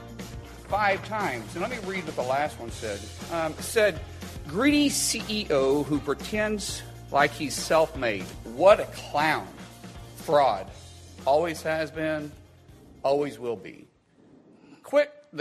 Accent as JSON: {"language": "English", "region": "Oklahoma", "country": "United States", "said": "I'm a guy from Oklahoma"}